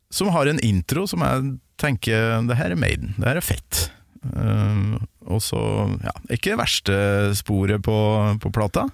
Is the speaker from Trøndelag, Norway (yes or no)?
yes; Kolvereid, Trøndelag, Norway; hjemme på Kolvereid